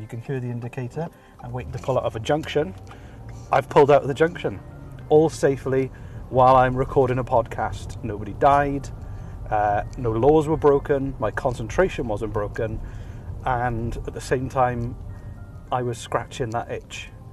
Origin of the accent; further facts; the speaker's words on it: Wales, United Kingdom; moved away as an adult; now in Nova Scotia, Canada; Originally, I'm from Wales. I lived the first 33 years of my life in Wales, and as of about two months ago, I moved to Nova Scotia in Canada